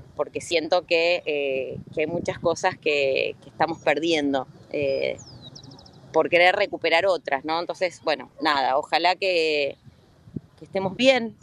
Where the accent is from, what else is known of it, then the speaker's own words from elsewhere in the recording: Argentina; como argentinos y argentinas